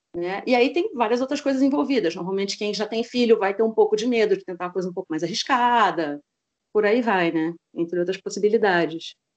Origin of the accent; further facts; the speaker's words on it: Rio de Janeiro, Brazil; sou do Rio de Janeiro, tenho 38 anos